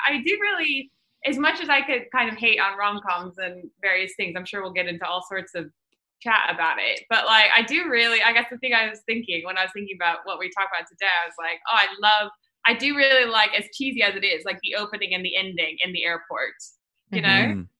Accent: Midwest, United States; moved away as an adult; now in London, United Kingdom; like 30-year-old, like, you know, woman that from the US, like from the, I grew up in the Midwest.

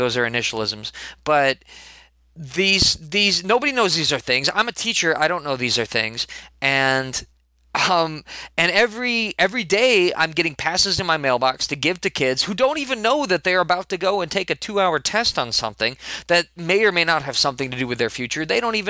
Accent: Chicago, Illinois, United States; born there; I was born in Chicago, not raised exactly, but I was born in Chicago, and I still like to think of myself as a Chicagonite.

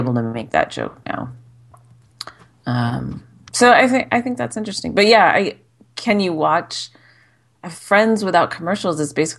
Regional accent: Arizona, United States; I was born in Arizona.

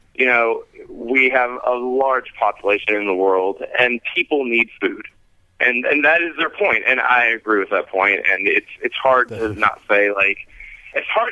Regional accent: Kentucky, United States; moved away; born and raised in Kentucky

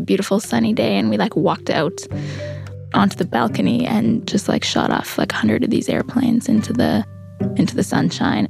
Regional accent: Winnipeg, Manitoba, Canada; now in Whitehorse, Canada; I grew up in Winnipeg

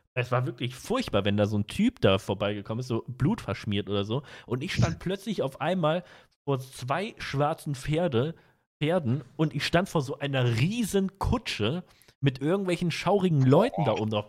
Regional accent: North Rhine-Westphalia, Germany; ich komme aus NRW

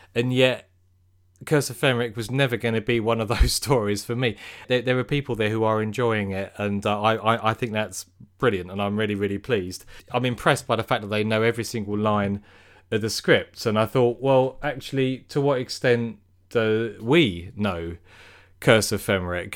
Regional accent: United Kingdom; we're British

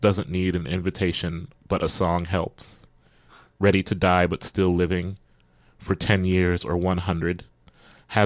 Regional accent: Columbus, Ohio, United States; I'm from Columbus, Ohio, and one of my mentors is Scott Woods

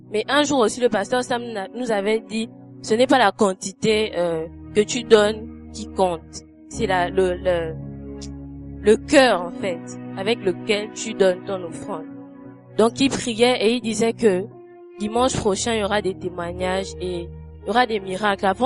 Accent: Gabon; je suis gabonaise.

